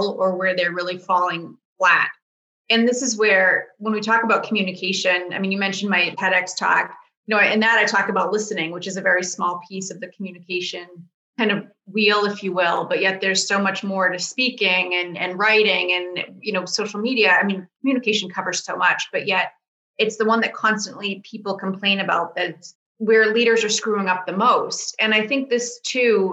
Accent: Boston, Massachusetts, United States; I'm from the Boston area

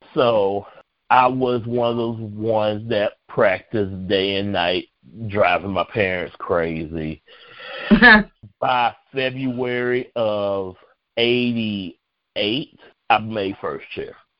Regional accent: Macon, Georgia, United States; I am from Macon, Georgia

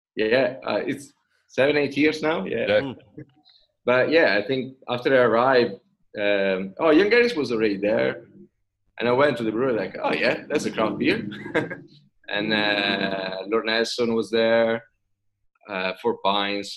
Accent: Italy; accent: Italian; English is a second language; moved away as an adult; now in Sydney, Australia; in between the name and my accent, probably you figured out that uh, I'm Italian

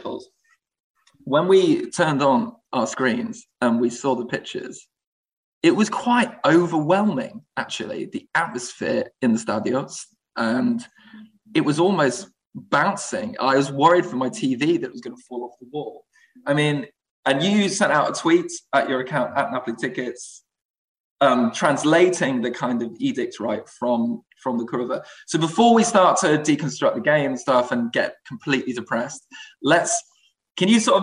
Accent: Manchester, North West England, United Kingdom; I was born in Manchester. I was brought up in the UK.

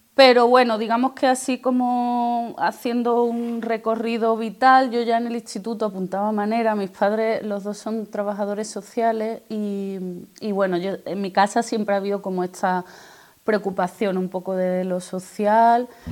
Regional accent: Isla Canela, western coast of Huelva, Andalusia, Spain; donde yo me he criado, en la costa occidental de Huerva, en, la isla Canela

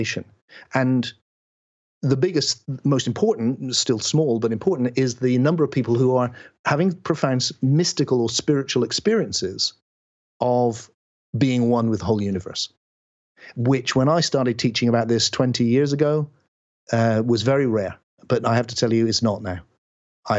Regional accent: West Country, South West England, United Kingdom; I speak in this way because I was born in England in the West Country.

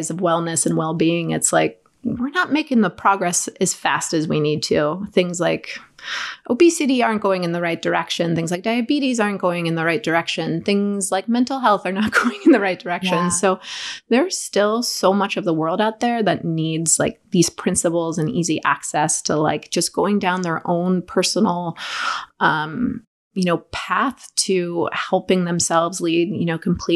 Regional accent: Southern California, United States; I grew up in California, Southern California.

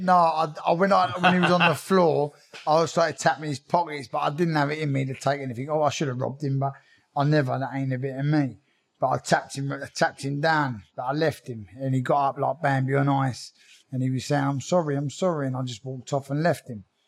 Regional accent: Croydon, London, United Kingdom; I was born in Croydon. Um, yeah, I'm, I'm, from a little council estate. Um, been there all my life

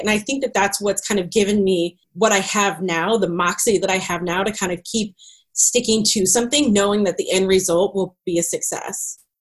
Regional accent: Greenwood, Missouri, United States; also born or lived in Raytown, Missouri; I grew up out in Greenwood, Missouri, in the middle of the country

